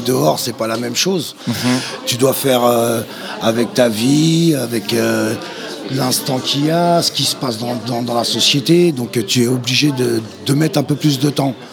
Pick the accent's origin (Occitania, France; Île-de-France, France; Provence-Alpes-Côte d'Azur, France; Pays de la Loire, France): Île-de-France, France; Val-d'Oise; moved away as an adult; je viens du Val d'Oise, donc j'ai grandi avec les …, …